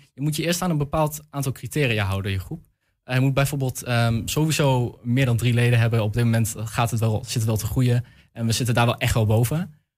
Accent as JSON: {"language": "Dutch", "town": "Almelo", "region": "Overijssel", "country": "Netherlands", "also_born_or_lived": "Hengelo / Enschede", "said": "ik kom uit Almelo en Hengelo."}